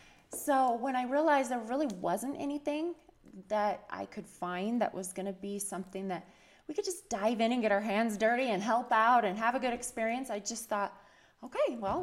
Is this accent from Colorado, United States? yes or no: yes; Berthoud, Colorado, United States; also born or lived in Lubbock, Texas; now in Utah, United States; I was born in Texas. I lived most of my childhood in Colorado.